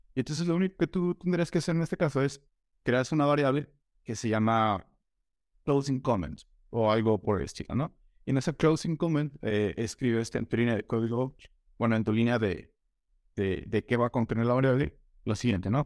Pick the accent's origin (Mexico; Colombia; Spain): Mexico; soy de México, he vivido acá toda mi vida